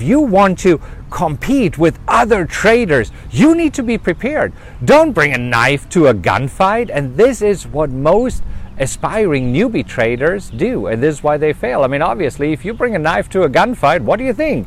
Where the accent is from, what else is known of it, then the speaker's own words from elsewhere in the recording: Germany; You know, I'm German, right? I grew up in Germany